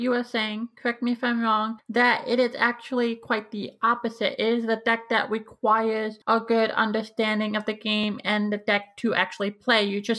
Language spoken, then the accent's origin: English; Minnesota, United States; I'm more of a Qui-Gon Kanan player because, let's face it, I'm a Minnesotan and that's kind of a thing.